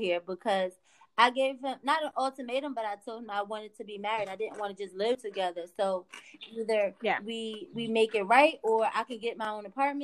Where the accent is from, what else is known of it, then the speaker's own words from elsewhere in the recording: New Jersey, United States; I'm from Jersey.